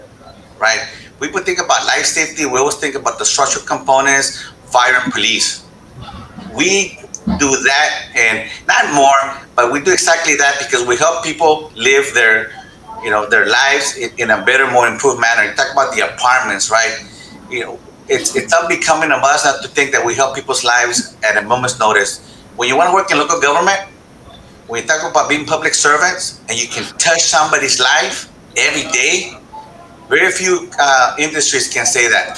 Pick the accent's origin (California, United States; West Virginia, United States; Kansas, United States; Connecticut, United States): California, United States; Eastern Coachella Valley; accent: heavy; I was literally born in the Coachella Valley